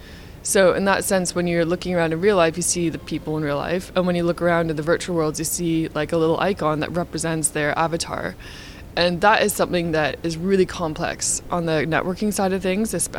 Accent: Canada; so I'm Canadian. I grew up in Canada.

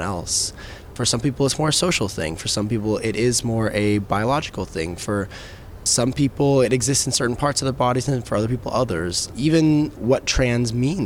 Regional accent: Texas, United States; I've come from Texas. I was raised in Texas

